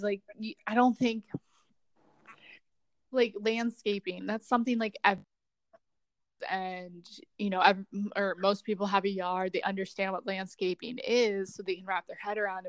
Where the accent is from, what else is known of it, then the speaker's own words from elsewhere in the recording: Akron, Ohio, United States; moved away as an adult; so I'm also from the Midwest. We're both from Ohio, and I'm from originally the Akron area.